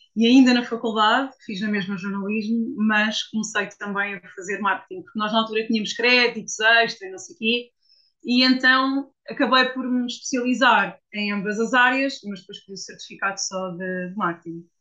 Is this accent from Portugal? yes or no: yes; Portugal; also born or lived in Switzerland; achei que estava na altura de regressar a Portugal